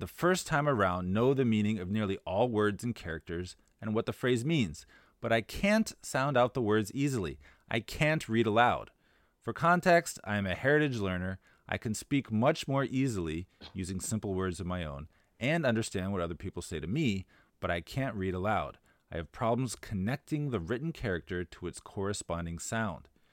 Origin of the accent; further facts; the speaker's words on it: United States; now in Shanghai, China; As an American